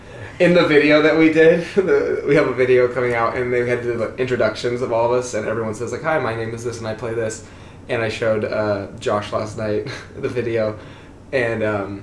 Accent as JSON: {"language": "English", "town": "Fresno", "region": "California", "country": "United States", "said": "I'm from Fresno, California."}